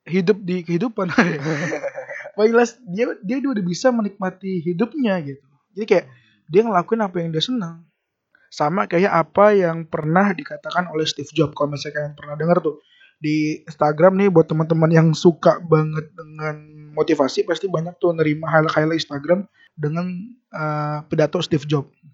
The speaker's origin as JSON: {"language": "Indonesian", "town": "Depok", "region": "West Java", "country": "Indonesia", "tie": "born there", "said": "alasan kenapa kita lahir di negara ini dan ada alasan kenapa kita lahir di Depok gitu"}